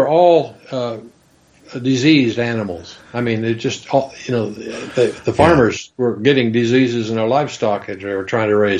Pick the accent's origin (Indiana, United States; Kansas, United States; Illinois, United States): Kansas, United States; growing up in Kansas on a farm